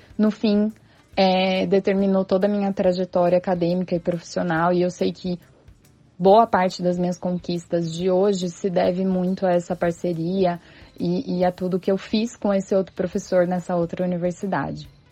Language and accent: Portuguese; São Paulo, Brazil; also born or lived in Santos; Eu fiz faculdade em Santos e sou de São Paulo